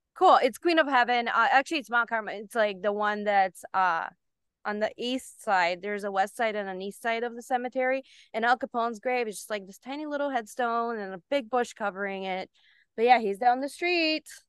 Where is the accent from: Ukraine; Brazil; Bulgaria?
Bulgaria; moved away; also born or lived in Germany; I was born in Germany, then we moved to Bulgaria